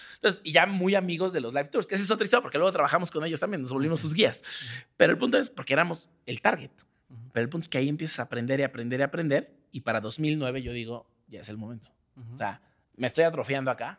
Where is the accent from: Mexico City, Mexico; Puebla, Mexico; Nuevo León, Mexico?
Mexico City, Mexico; yo soy de Azcap.